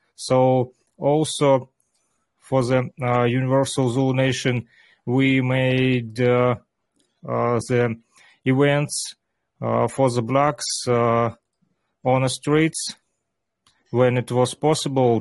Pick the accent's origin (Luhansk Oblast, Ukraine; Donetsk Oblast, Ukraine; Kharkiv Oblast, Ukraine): Luhansk Oblast, Ukraine; Luhansk; English is a second language; I was born in Lugansk city